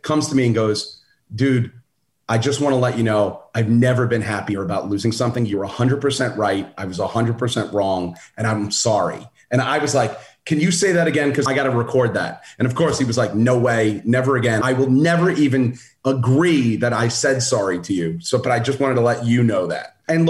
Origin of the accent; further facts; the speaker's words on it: Brooklyn, New York, United States; I'm not a small dude and I'm from Brooklyn. So it's a bad combination.